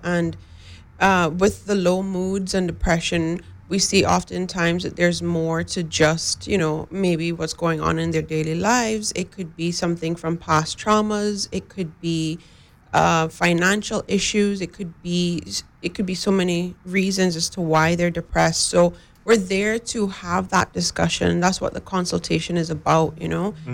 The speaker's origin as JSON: {"language": "English", "region": "West Bay", "country": "Cayman Islands", "said": "I live in West Bay, I'm from West Bay"}